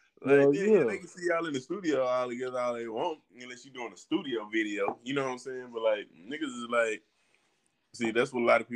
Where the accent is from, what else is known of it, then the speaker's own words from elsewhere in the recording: Texas, United States; I was coming from Texas